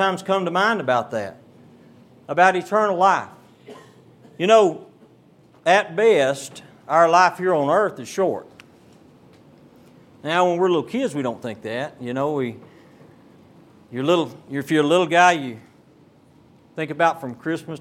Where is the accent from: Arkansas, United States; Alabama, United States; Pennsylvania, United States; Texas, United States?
Texas, United States; Beaumont; Down in our part of the country, I'm from Beaumont, Texas, and we have a lot of oil refineries down that way